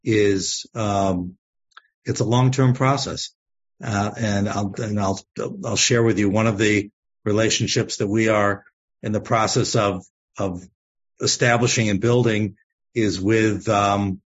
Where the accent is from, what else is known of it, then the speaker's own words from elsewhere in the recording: United States; as American Jews who love Israel